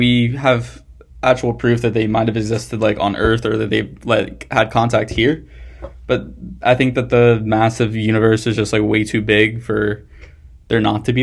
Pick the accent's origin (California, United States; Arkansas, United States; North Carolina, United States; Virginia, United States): North Carolina, United States; I'm from North Carolina.